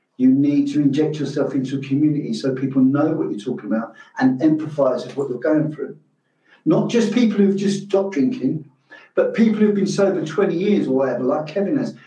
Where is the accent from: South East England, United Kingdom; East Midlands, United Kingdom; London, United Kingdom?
London, United Kingdom; I grew up in London. I grew up in London in the Irish community